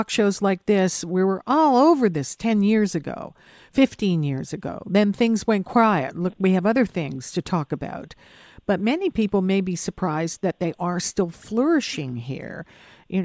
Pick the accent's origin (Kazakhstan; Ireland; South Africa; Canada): Canada; Hamilton, Ontario; now in Toronto, Canada; I grew up in Hamilton